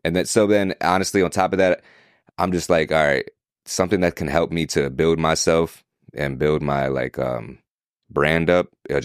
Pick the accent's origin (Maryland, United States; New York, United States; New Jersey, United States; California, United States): New York, United States; I was born and raised in New York